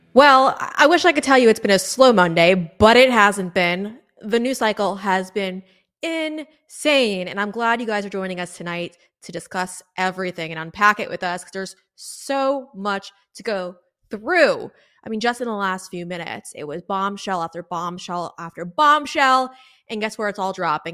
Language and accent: English; South Florida, United States; I'm from South Florida, guys. I live in South Florida